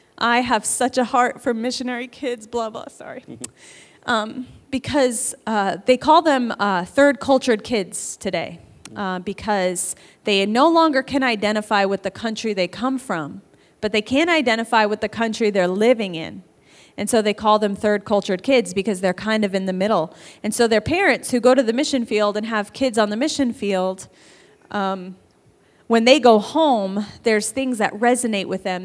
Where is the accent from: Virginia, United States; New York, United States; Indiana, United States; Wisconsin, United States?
New York, United States; moved away; I grew up in New York